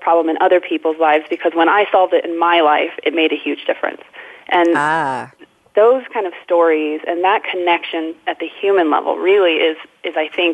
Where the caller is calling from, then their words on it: Fort Collins, Colorado, United States; also born or lived in Bay Area, California; I am also calling from Fort Collins. I'm calling from my living room, my home office.